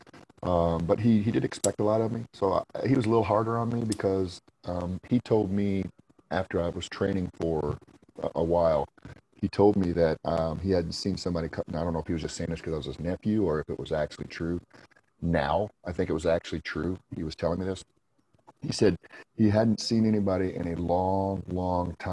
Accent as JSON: {"language": "English", "region": "Indiana", "country": "United States", "tie": "born or raised there", "said": "I went to Indiana University in my home state that I lived in Indiana"}